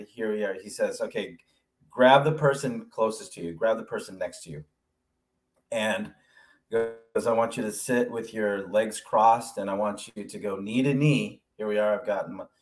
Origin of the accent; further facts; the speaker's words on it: Alameda, California, United States; now in Atlanta, United States; I'm representing Alameda. Yeah. Got to represent my hometown.